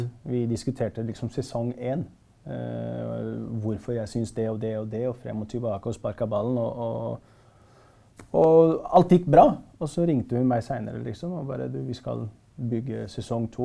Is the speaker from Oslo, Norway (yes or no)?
yes; Oslo, Norway; jeg er fra Stovner